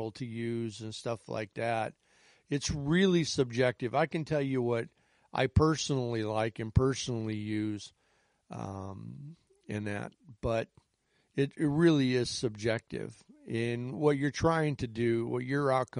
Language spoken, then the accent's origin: English; Chicago, Illinois, United States; I'm from the Chicago area. I've lived outside the city of Chicago on and off my entire life.